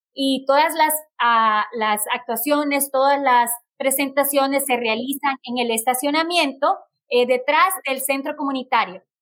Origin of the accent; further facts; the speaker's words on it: Honduras; now in United States; yo soy de Honduras, orgullosamente catracha